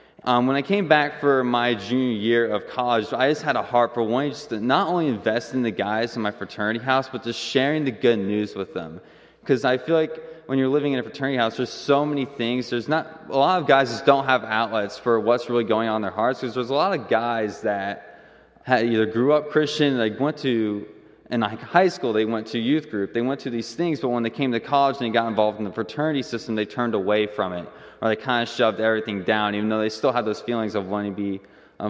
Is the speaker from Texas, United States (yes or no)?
no; Fishers, Indiana, United States; I'm from Fishers, and we had a Crew in high school